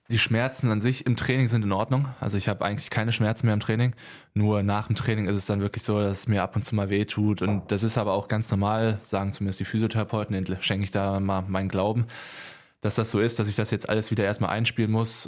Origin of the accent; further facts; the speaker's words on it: Halver, North Rhine-Westphalia, Germany; also born or lived in Lüdenscheid; aufgewachsen in Halfer und da ein kleines Dorf, unser kleiner Dorfverein